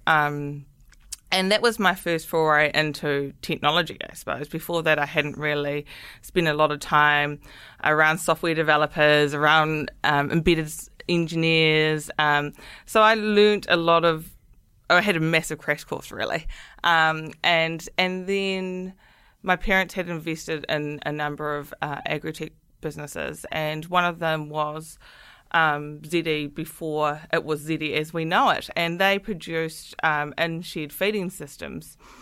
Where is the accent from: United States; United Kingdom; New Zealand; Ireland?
New Zealand; Manawatū-Whanganui; moved away as an adult; I'm originally from the Manawatu.